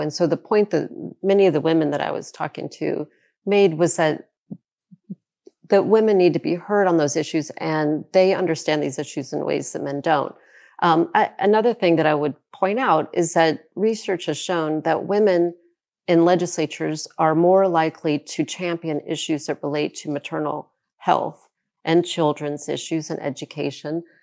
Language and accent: English; South Carolina, United States; my home state of South Carolina